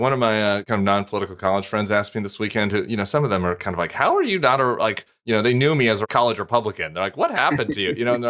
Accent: Colorado, United States; also born or lived in Oakland; now in Louisiana, United States; Colorado's a nice balance. I wish I could live there. My home state.

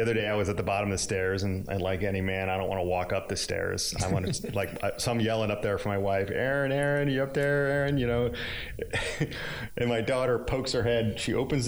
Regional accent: Northeast, United States; moved away; I grew up in the Northeast

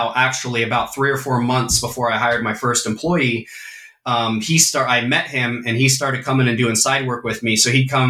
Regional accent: California, United States; I've lived in this town my whole life

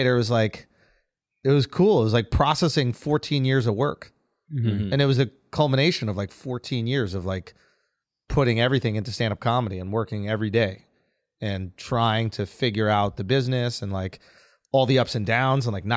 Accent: New York City, New York, United States; I'm from New York. So growing up, neither of my parents, I have no like religion. I have no identity

